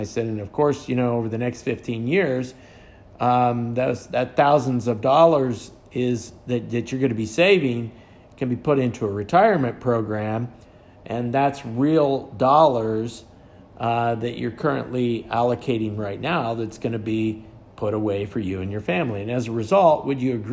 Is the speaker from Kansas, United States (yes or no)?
yes; western Kansas, United States; born or raised there